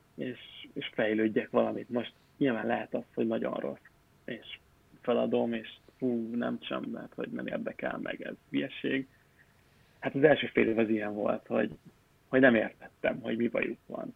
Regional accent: Pécs, Baranya, Hungary; moved away; én Pécsi vagyok

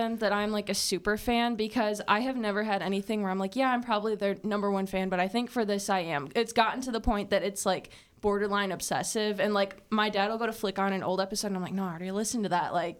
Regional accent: Wisconsin, United States; I mean, I'm from Wisconsin, so I make that 5-hour drive between here and there

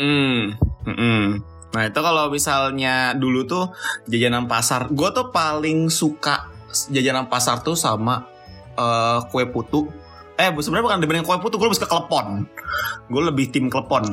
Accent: Jakarta, Indonesia; gue dari kecil juga pas lagi di Jakarta

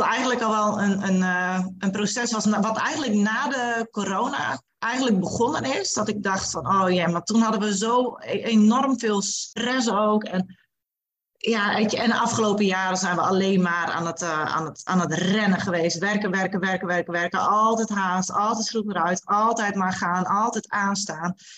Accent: Friesland, Netherlands; now in Bedum, Netherlands; Ik kom oorspronkelijk uit Friesland, woon sinds eh, nou ja, heel wat jaartjes inmiddels al in beden

